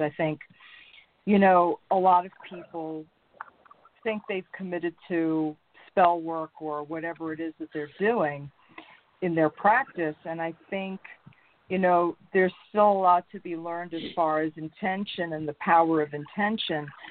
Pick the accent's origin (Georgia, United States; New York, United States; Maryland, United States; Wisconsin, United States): New York, United States; moved away; also born or lived in North Carolina / Reno, Nevada; I was born in New York, raised in New York, moved to North Carolina